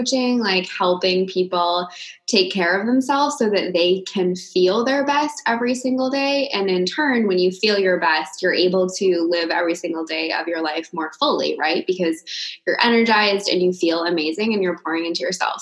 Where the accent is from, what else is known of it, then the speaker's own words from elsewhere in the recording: Maine, United States; now in California, United States; I live in California, but I grew up in Maine with Leah.